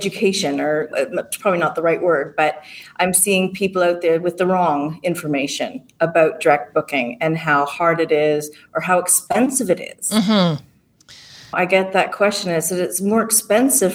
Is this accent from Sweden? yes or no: no; Canada; moved away as an adult; also born or lived in England; I'm the Canadian